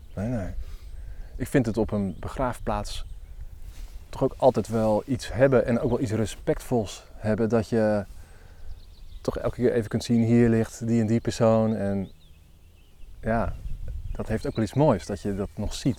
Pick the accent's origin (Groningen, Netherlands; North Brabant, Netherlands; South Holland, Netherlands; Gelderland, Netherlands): Gelderland, Netherlands; Elburg; ik kom uit Elburg